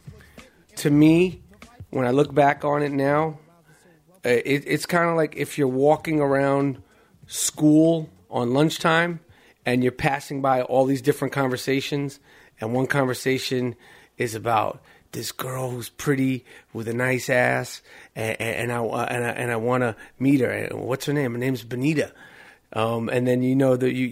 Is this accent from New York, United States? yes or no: yes; New York City, New York, United States; as a 18-year-old growing up in New York City